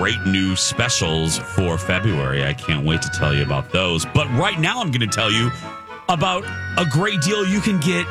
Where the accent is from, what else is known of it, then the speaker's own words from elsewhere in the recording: Chicago, Illinois, United States; moved away; growing up in the Chicago area, we received, obviously, Chicagoland television stations